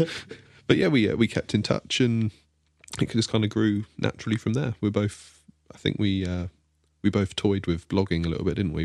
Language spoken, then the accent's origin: English; Devon, South West England, United Kingdom; I'm the one from Devon.